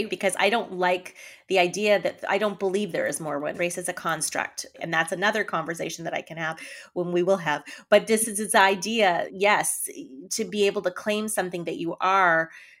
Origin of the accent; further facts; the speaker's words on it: Canada; now in United States; I am Canadian, born in Canada.